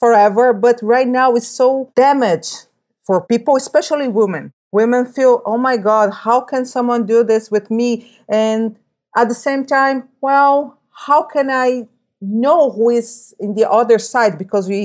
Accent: Brazil; I'm from Brazil

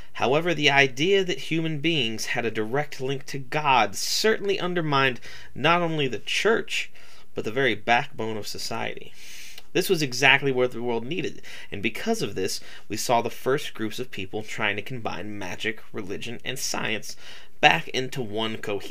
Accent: United States; I'm from America

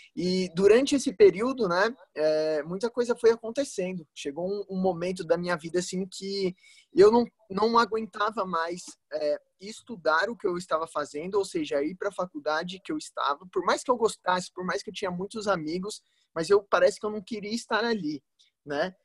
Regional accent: São Bernardo do Campo, São Paulo, Brazil; eu sou de São Bernardo do Campo

